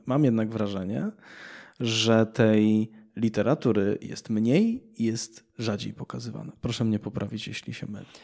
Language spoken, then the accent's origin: Polish; Cieszyn, Silesian Voivodeship, Poland; moved away; w miastach takich jak Cieszyn, skąd pochodzę